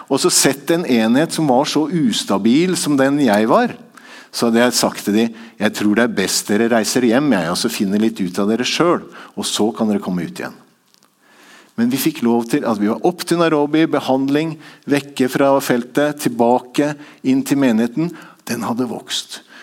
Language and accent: Norwegian; Tanzania; born there; Så jeg gikk bort til han etterpå og sa jeg, jeg er født i Tanzania.